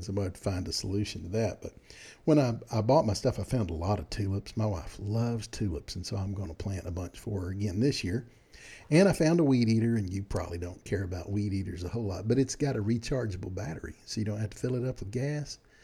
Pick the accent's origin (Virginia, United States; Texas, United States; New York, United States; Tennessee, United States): Texas, United States; I'm from Texas